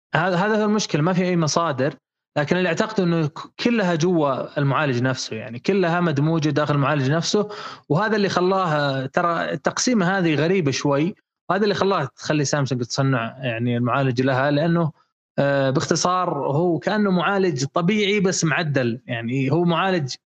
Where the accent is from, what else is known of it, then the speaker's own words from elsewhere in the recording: Saudi Arabia; شبكاتنا في السعوديه